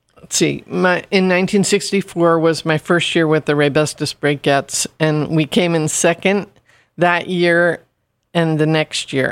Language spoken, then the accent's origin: English; Stratford, Connecticut, United States; in my hometown of Stratford.